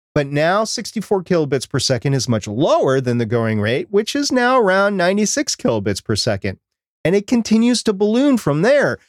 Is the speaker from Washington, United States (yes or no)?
no; Minnesota, United States; I'm from Minnesota.